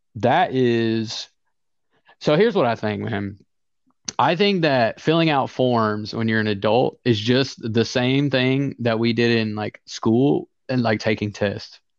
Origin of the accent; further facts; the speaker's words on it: the South, United States; I'm from the South and I sound and act like somebody from the South.